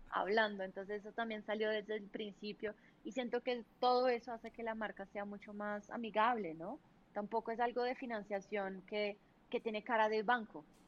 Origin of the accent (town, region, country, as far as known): Brazil; Spanish is a second language; now in Colombia